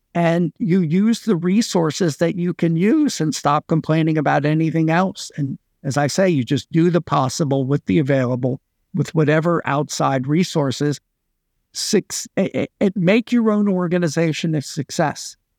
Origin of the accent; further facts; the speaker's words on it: United States; moved away as an adult; now in Singapore; I've been in Singapore for twenty-three years. You know, I'm an American citizen, worked in the U S before then, but then I've been away for a long time